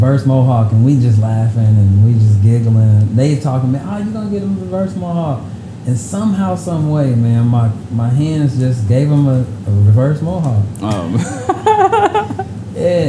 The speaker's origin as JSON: {"language": "English", "region": "Midwest", "country": "United States", "said": "I'm from Midwest."}